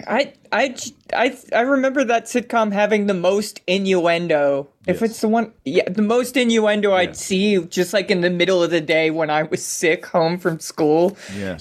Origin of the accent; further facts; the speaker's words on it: Baltimore, Maryland, United States; now in Seattle, United States; growing up in Baltimore, we always had like uh, rope swings